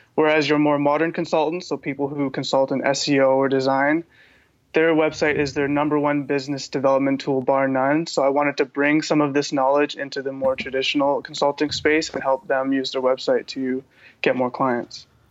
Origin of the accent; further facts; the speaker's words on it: Vancouver, British Columbia, Canada; I'm from Vancouver, BC